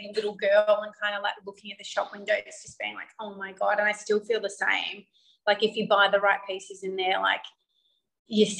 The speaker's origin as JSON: {"language": "English", "town": "Melbourne", "region": "Victoria", "country": "Australia", "tie": "born or raised there", "said": "I'm from Melbourne. I grew up here."}